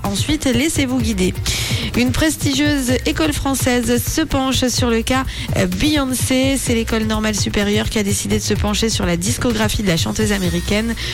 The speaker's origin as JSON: {"language": "French", "area": "French-speaking Switzerland", "region": "Romandy", "country": "Switzerland", "said": "chez nous en Suisse romande"}